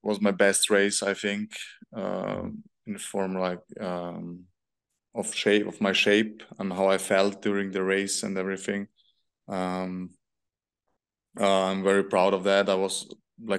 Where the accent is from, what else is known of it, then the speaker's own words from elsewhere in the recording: Vienna, Austria; Vienna because it's my hometown.